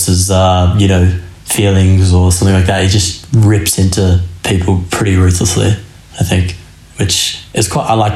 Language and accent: English; Australia; we as like Aussies